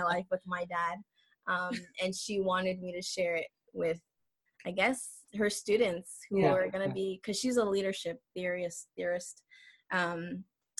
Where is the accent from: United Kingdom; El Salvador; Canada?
El Salvador; moved away; I'm from El Salvador